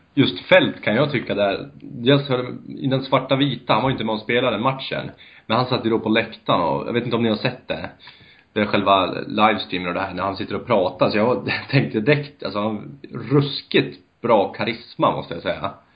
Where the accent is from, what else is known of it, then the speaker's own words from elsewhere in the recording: Bollnäs, Gävleborg County, Sweden; moved away; also born or lived in Örebro; Jag är ursprungligen från Bollnäs